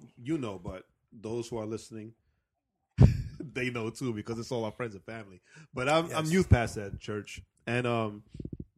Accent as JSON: {"language": "English", "region": "New York", "country": "United States", "also_born_or_lived": "Marietta, Georgia", "moved": "yes", "lives_now": "Georgia, United States", "said": "me as a New Yorker."}